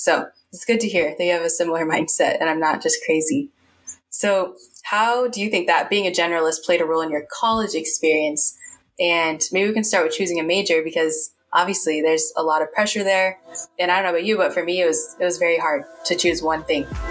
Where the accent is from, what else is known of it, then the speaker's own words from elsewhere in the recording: Bay Area, California, United States; grew up in the Bay Area